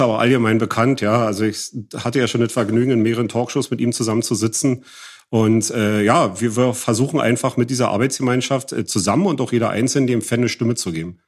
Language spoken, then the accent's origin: German; East Germany, Germany; dass ich auch noch aus dem Osten bin